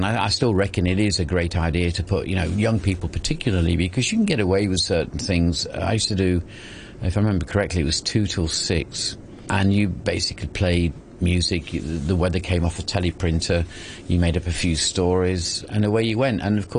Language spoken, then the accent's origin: English; East Midlands, United Kingdom; Derbyshire, which is where I am originally, I was constantly monitoring myself to try and improve my accent like.